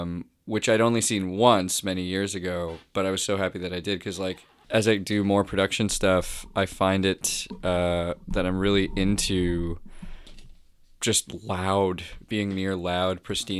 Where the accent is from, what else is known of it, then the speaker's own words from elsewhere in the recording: Toronto, Ontario, Canada; Yeah, born and raised.